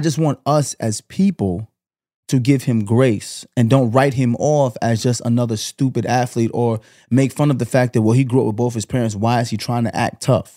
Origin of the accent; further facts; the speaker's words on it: New York City, New York, United States; I grew up in Canarsie